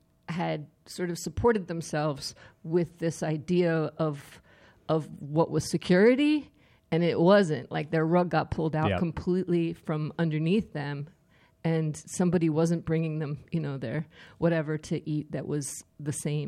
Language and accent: English; Staten Island, New York, United States; Yes, I'm from Staten Island, by the way.